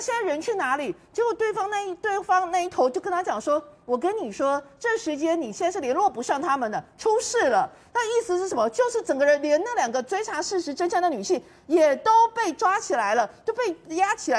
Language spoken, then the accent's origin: Chinese; Taiwan; 我们台湾这边是在过年